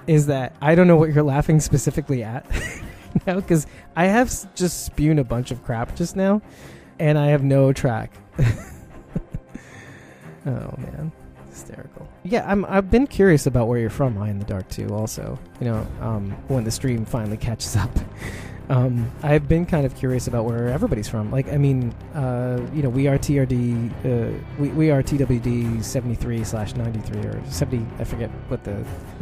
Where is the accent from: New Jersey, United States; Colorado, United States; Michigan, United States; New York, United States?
New York, United States; New York City; I'm from Brooklyn, New York